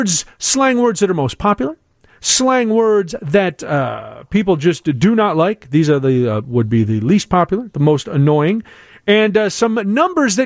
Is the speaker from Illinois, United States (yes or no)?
yes; Chicago, Illinois, United States; I'm a Chicagoan